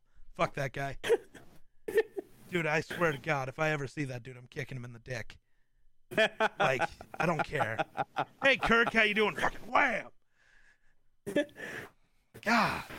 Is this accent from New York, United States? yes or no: no; Wyoming, United States; I'm from Wyoming. The altitude's pretty high here too.